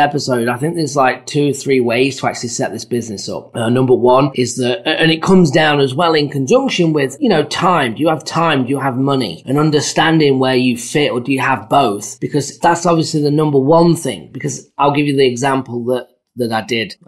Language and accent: English; England, United Kingdom; now in United States; I'm from England